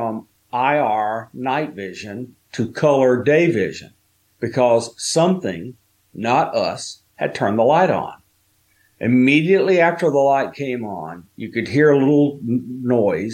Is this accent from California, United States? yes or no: no; Alabama, United States; moved away as an adult; also born or lived in Tennessee; when I was 1 year old, we moved from where I was born in Tennessee to where I was live until I was an adult in Alabama